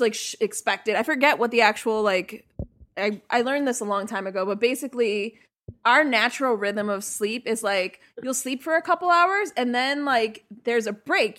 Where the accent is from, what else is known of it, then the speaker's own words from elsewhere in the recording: New York City, New York, United States; I grew up in Sunset Park